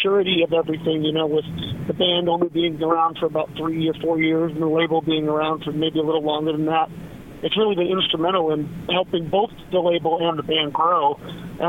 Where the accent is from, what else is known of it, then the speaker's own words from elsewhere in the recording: Arizona, United States; We're from Arizona